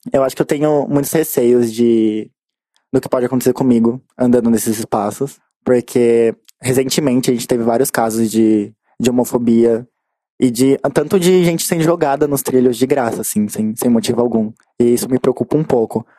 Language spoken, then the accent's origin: Portuguese; São Paulo, Brazil; eu sou de um lugar bem irônico. Hum. Vila das Belezas, na Zona Sul